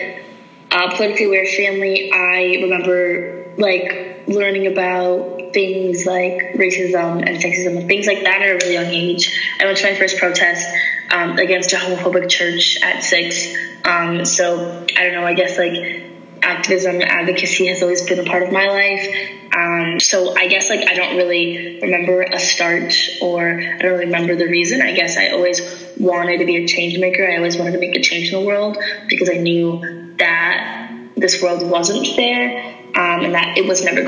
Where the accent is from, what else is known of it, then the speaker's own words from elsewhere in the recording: Minneapolis, Minnesota, United States; I'm from Minneapolis, Minnesota